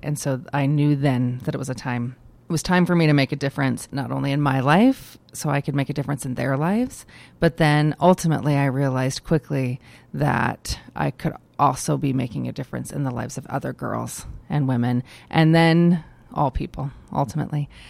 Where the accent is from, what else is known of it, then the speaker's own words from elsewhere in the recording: Idaho, United States; moved away as an adult; also born or lived in Oregon / Minnesota; I um, am born and raised in Idaho. I'm an Idahoan um, from birth.